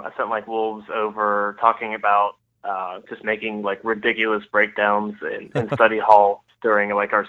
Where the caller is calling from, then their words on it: Lancaster, Pennsylvania, United States; But I am in Lancaster, Pennsylvania, so it's very close, and yeah, it's been raining all day